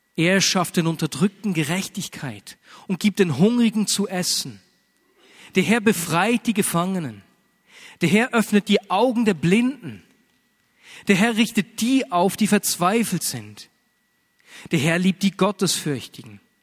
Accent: Switzerland; bei uns in der Schweiz

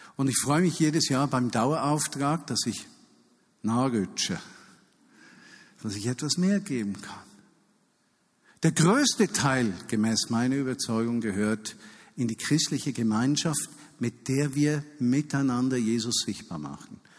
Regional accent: Switzerland; als Schweizer

